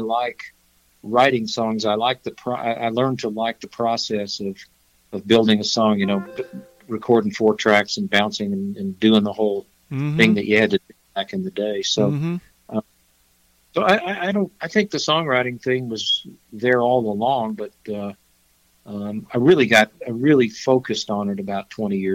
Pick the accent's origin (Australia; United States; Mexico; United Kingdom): United States; Fayetteville, Arkansas; moved away as an adult; also born or lived in Aspen, Colorado / Nashville, Tennessee; now in Colorado, United States; I was born and raised in Fayetteville, Arkansas, and lived there till I was about 24